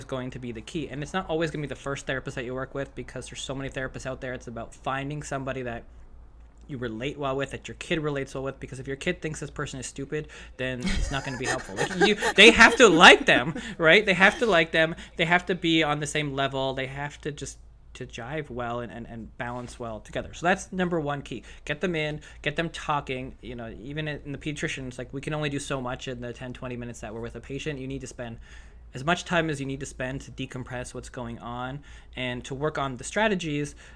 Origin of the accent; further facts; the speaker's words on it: Canada; I'm Canadian